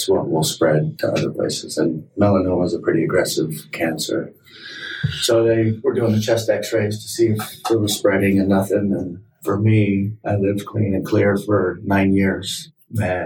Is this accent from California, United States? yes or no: yes; Moreno Valley, Southern California, United States; also born or lived in Michigan / Ohio; I grew up right here in Southern California, Marina Valley